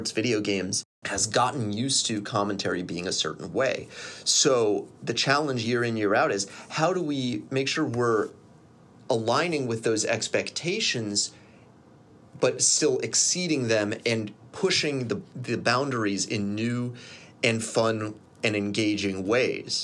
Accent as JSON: {"language": "English", "town": "Columbus", "region": "Ohio", "country": "United States", "tie": "born or raised there", "said": "I grew up in Columbus in the 90s"}